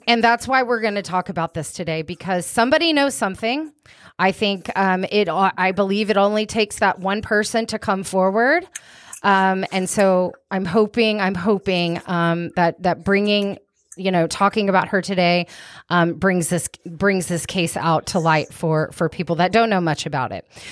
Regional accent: Wichita Falls, Texas, United States; I was born in Wichita Falls

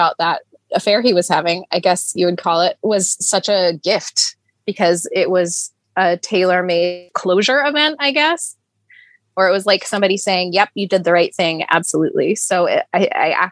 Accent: Denver, Colorado, United States; moved away as an adult; also born or lived in Thornton, Colorado; I grew up in Colorado

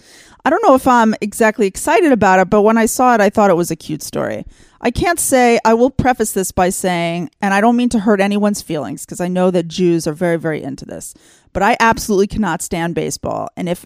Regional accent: Texas, United States; I grew up in Texas. There was no curling.

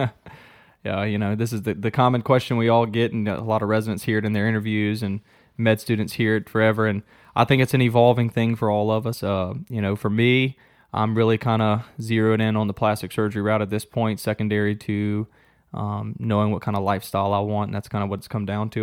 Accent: Gonzales, Louisiana, United States; accent: Cajun; moved away as an adult; now in Chattanooga, United States; I'm from Louisiana. If you can't tell in a little bit of my Cajun accent, Southern Louisiana to be exact, a city called Gonzales. It's kinda between New Orleans and Baton Rouge. Um, grew up there my whole life

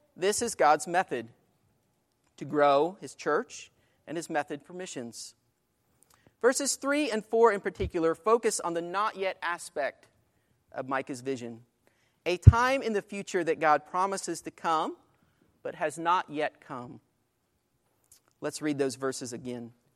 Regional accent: Greenfield, Illinois, United States; Greenfield, Illinois, my hometown

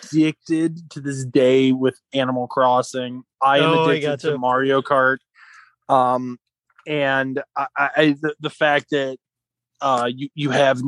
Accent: Maryland, United States; accent: Maryland; my Maryland accent

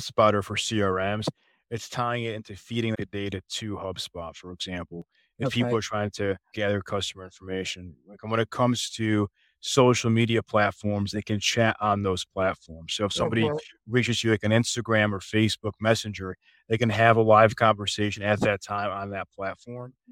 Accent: Chicago, Illinois, United States; moved away as an adult; now in Dallas, United States; I'm originally from the Chicago area

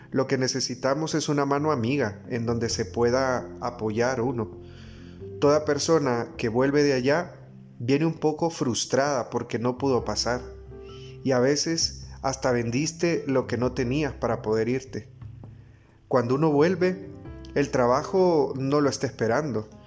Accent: Honduras; Esta es nuestra patria y como hondureños amo el lugar que me vio nacer.

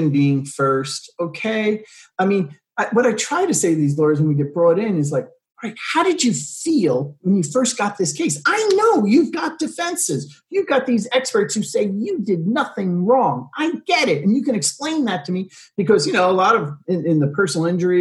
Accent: New York City, New York, United States; moved away as an adult; now in California, United States; I'm from New York. I'm from Staten Island, New York

